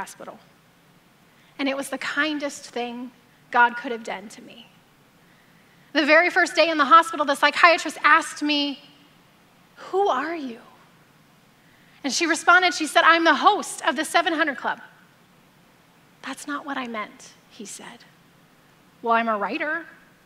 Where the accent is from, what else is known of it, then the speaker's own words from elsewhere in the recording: Alabama, United States; now in Temecula, United States; I grew up in Alabama